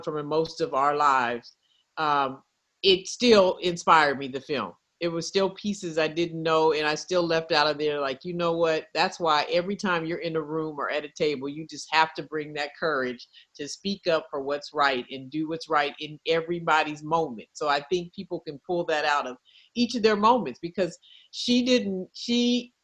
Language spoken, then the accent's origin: English; Oakland, California, United States; our childhood growing up in the Bay Area, Oakland